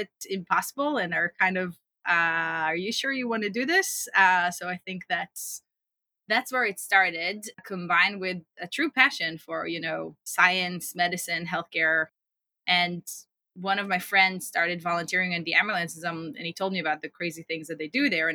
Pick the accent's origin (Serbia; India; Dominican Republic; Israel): Israel; I grew up in Israel, as you said, in a small town and spent most of my childhood running around potato fields